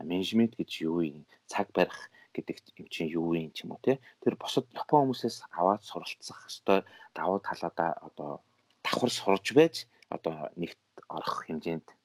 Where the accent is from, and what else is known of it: Mongolia; moved away as an adult; now in Japan